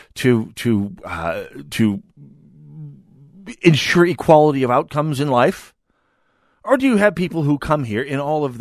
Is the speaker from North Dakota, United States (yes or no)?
yes; North Dakota, United States; moved away; My hometown in the middle of North Dakota